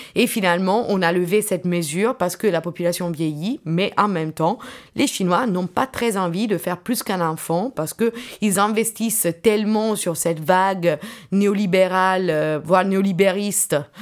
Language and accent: French; Italy; moved away; also born or lived in Nanjing, China; je suis italienne